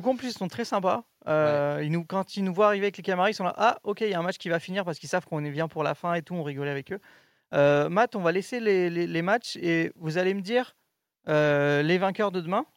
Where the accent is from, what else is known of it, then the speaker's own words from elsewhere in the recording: France; je suis français.